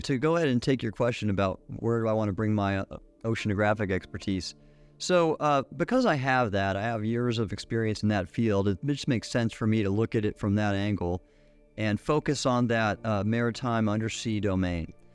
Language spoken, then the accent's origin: English; Southern California, United States; moved away; growing up in Southern California